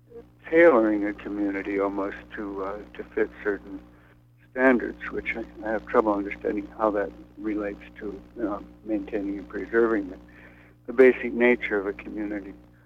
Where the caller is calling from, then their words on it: New York City, New York, United States; I'm calling from Brooklyn.